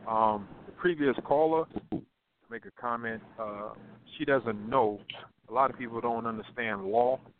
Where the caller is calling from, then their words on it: North Carolina, United States; I'm calling from North Carolina.